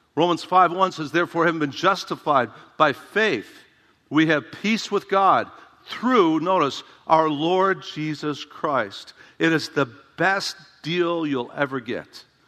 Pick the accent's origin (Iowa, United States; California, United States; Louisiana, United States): Iowa, United States; Dubuque; trained at Emmaus Bible College in my hometown